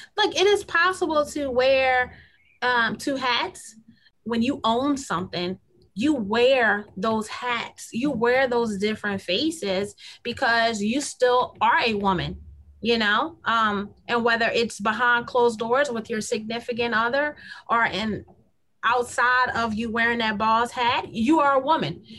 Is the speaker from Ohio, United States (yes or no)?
no; Kenner, Louisiana, United States; I was born and raised in the South Side of Kenner